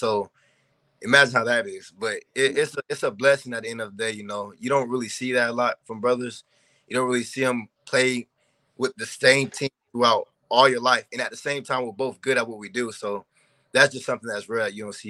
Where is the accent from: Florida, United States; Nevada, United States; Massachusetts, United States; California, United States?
Florida, United States; Orlando; moved away as an adult; we grew up in Orlando, Florida. That's our hometown.